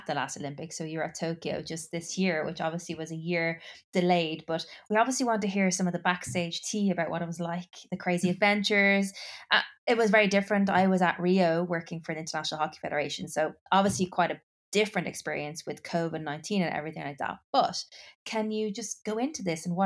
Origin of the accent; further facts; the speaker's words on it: Ireland; being Irish